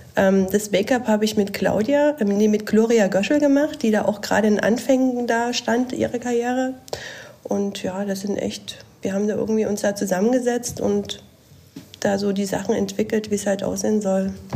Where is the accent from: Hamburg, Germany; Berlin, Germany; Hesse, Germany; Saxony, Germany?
Saxony, Germany; Dresden; Ich komme aus Dresden